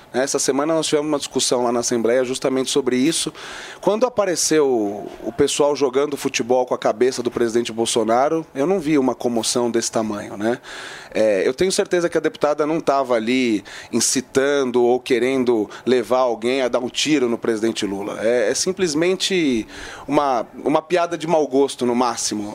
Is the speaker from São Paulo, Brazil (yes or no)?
yes; São Paulo, Brazil; Eu sou paulistano